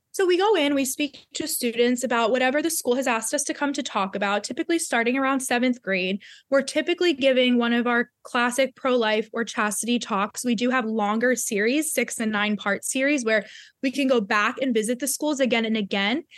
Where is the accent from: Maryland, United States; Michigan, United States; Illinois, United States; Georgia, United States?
Maryland, United States; Baltimore; I went to a secular private school growing up outside of Baltimore, Maryland